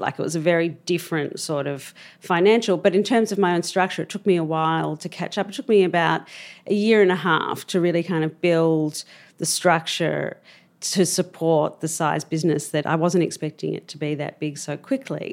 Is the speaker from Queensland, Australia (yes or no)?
no; Melbourne, Victoria, Australia; moved away; I grew up in Albert Park, actually. That's where I was born